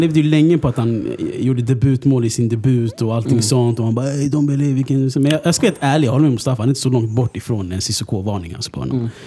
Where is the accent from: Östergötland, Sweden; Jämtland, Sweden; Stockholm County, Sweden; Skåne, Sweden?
Stockholm County, Sweden; Stockholm; jag är från Husby